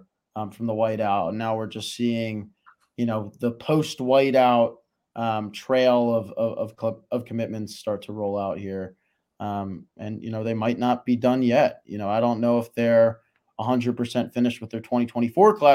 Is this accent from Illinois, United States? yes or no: yes; Chicago, Illinois, United States; moved away; I'm also from Chicago, so I get to go home